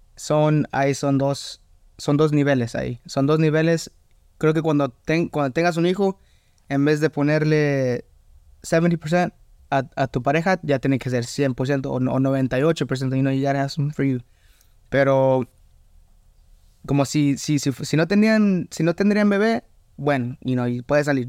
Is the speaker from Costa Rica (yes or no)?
no; Atlanta, Georgia, United States; also born or lived in Mexico (family) / Louisiana; now in Lafayette, United States; yo nací en, Estados Unidos, pero en Atlanta.